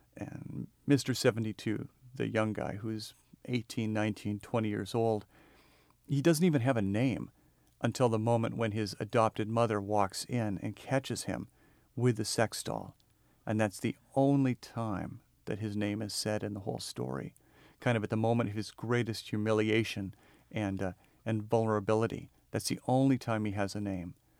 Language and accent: English; the Northwest, Pacific Northwest, United States; I'm from the Northwest